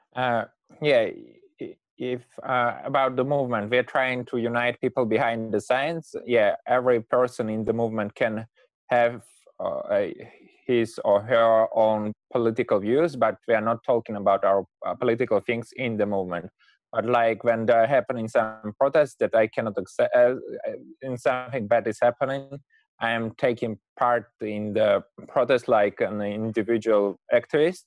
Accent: Moscow, Russia; from Moscow

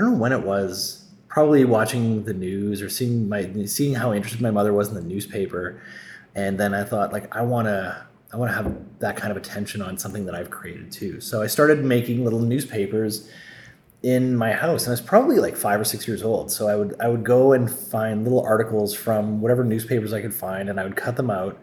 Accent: Sault Ste. Marie, Ontario, Canada; I applied to the Sioux Star in my hometown

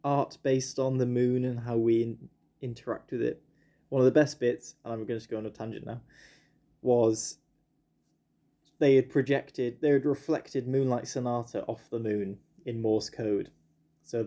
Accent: United Kingdom; I'm being typically British

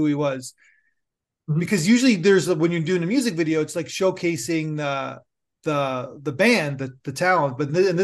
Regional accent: Toronto, Ontario, Canada; I'm from Toronto. So I'm a big Jays fan.

